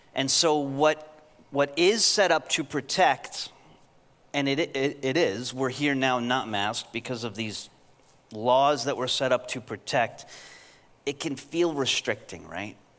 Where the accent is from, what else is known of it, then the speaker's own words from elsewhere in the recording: New York, United States; I'm from New York